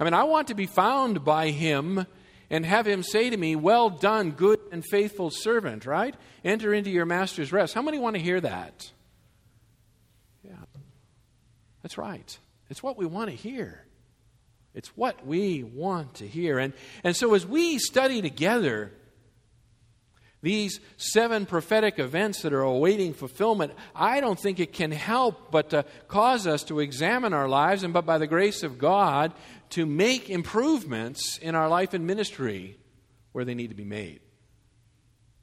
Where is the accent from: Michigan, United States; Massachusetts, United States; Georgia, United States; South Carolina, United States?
Massachusetts, United States; I grew up in Massachusetts, and those R's, they attach themselves